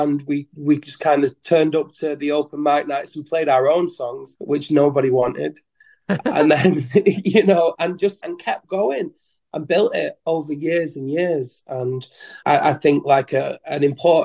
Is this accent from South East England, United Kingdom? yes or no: no; Leigh, North West England, United Kingdom; I'm in Lee, which is my hometown where I'm from.